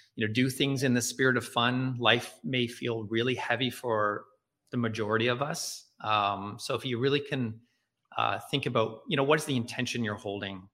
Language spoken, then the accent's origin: English; Nova Scotia, Canada; I'm living in, in growing up in Nova Scotia